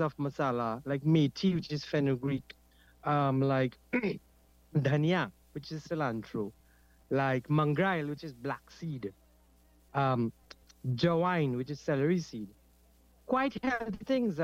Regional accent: Trinidad & Tobago; first language Trinidad English Creole; I grew up with my maternal grandparents in Kurupia, where I spent most of my life, and I still live here.

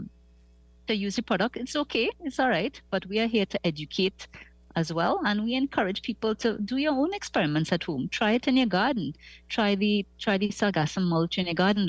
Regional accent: Trinidad, Trinidad & Tobago; now in Tobago, Trinidad and Tobago; I am from Trinidad. I live in Tobago. I made that choice

